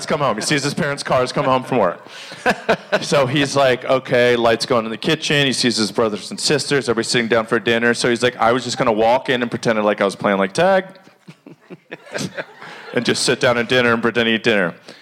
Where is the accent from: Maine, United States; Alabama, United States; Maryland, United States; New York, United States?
Maryland, United States; growing up in Maryland